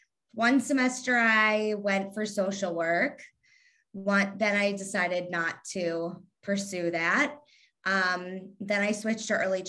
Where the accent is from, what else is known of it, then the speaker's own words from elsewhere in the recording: Kentucky, United States; accent: Southern; I actually really like my Southern accent. It just sometimes a little twang will come out like normally. And I say y'all, but, I don't know. It's just, my parents weren't from Kentucky. So it's not like that's what I was hearing all day at home. My parents are from the Northeast. So, but I'm from Kentucky.